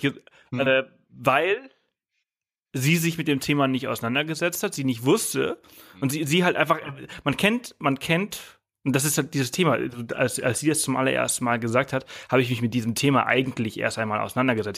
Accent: Mallorca, Balearic Islands, Spain; now in Germany; ich komme ja aus Mallorca, ich bin auf Mallorca aufgewachsen

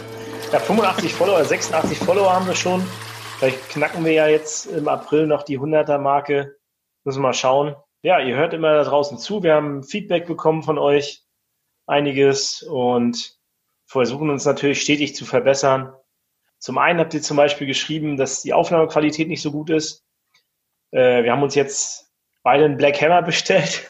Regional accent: Rostock, Mecklenburg-Vorpommern, Germany; Ich komme zwar aus Mecklenburg-Vorpommern, komme aus Rostock, ne, aus dem Plattenbau.

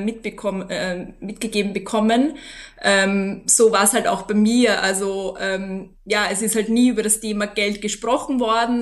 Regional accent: Austria; also born or lived in London / Vilnius; ich bin aus Österreich, 33 Jahre alt

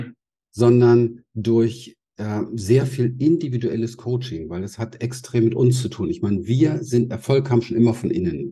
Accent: Berlin, Germany; ich bin in Berlin aufgewachsen

